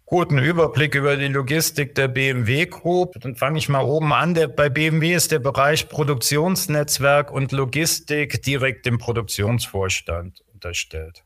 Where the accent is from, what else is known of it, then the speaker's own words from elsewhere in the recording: Trier, Rhineland-Palatinate, Germany; moved away; also born or lived in Aachen / Bavaria; Geboren in Trier, Rheinland-Pfalz, kein waschechter Bayer, wie man sicherlich hört.